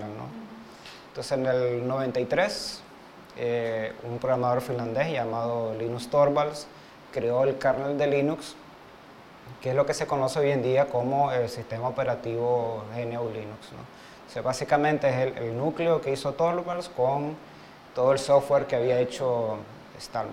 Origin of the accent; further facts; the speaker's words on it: Montevideo, Uruguay; now in Nicaragua; soy uruguayo, nací en Montevideo, pero soy nicaragüense de corazón